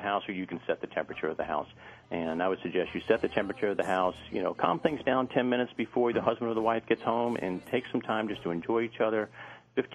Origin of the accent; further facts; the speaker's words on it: Northeast, United States; moved away; I'm from the Northeast.